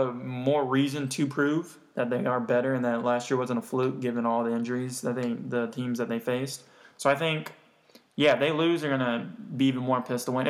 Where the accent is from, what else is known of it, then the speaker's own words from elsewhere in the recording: Memphis, Tennessee, United States; I wasn't born in Memphis, but we were raised.